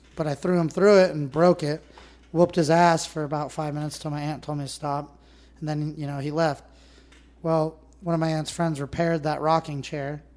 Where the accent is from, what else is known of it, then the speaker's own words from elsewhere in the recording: Northern California, United States; I grew up in Northern California. I grew up in pristine lakes